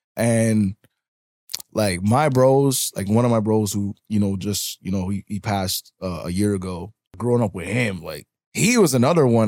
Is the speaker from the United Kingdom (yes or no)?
no; Toronto, Ontario, Canada; I'm originally from Parkdale. Like my hospital I was born in was St. Joe's, St. Joseph Hospital